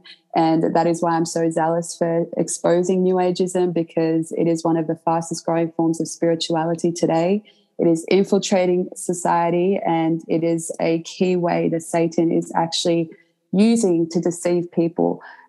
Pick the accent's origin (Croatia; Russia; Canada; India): Croatia; now in Australia; And essentially when I moved to Australia, because I came from Croatia, my grandparents raised me, and they were zealous and very dedicated Catholics.